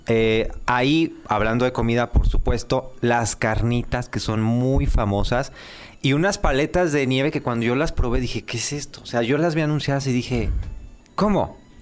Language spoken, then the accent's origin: Spanish; Mexico; tú y yo somos malos mexicanos